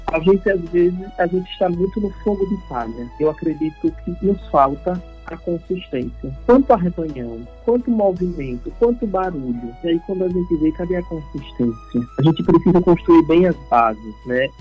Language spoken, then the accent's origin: Portuguese; Sergipe, Brazil; accent: Northeastern (nordestino); O sotaque é próprio nosso. Amo o Nordeste, amo a minha terra, Sergipe